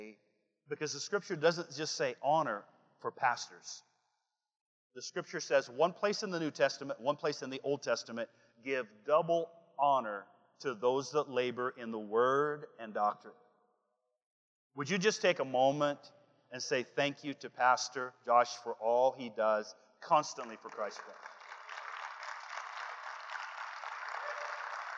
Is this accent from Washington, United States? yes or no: yes; Washington, United States; also born or lived in Olympia, Washington; I am from Washington, the state, not the chaos. Okay, I live in Olympia, Washington